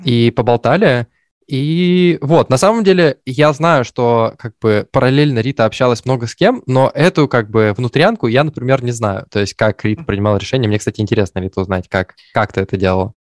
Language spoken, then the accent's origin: Russian; Perm, Perm Krai, Russia; moved away; я из Перми